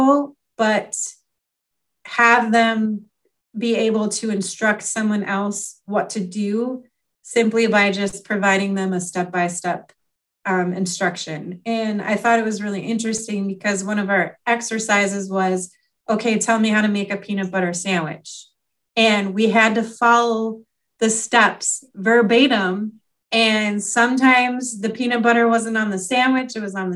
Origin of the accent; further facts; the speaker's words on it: Wisconsin, United States; also born or lived in New York; now in Illinois, United States; we ended up moving to Wisconsin when I was like 3 years old